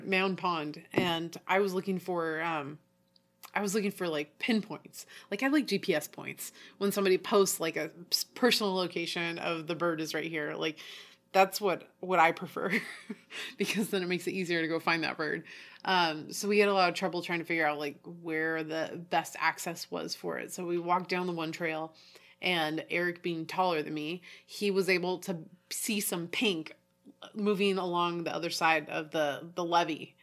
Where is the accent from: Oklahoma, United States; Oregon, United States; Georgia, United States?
Oregon, United States; also born or lived in Tallahassee / Houston; we're from Oregon